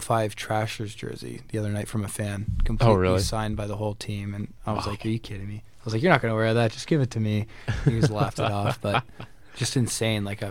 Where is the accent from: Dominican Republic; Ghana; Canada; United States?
Canada; Burlington, Ontario; also born or lived in Toronto; I was born in Toronto, and I lived there the first 6 months of my life, which obviously I don't remember. But then my parents moved to Burlington